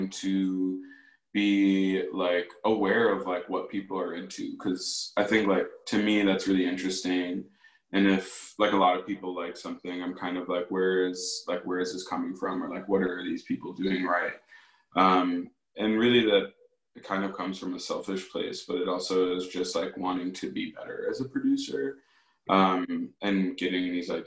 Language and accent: English; Aurora, Illinois, United States; moved away as an adult; also born or lived in Chicago, Illinois; now in Milwaukee, United States; I actually grew up in Aurora, Illinois